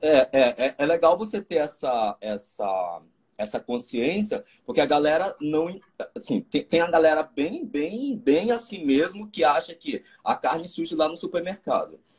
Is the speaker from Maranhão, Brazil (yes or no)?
yes; Maranhão, Brazil; Sou maranhense.